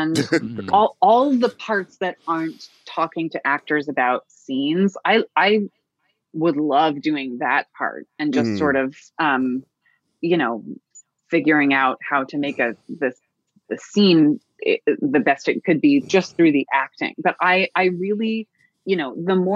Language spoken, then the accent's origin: English; New York, United States; I grew up in New York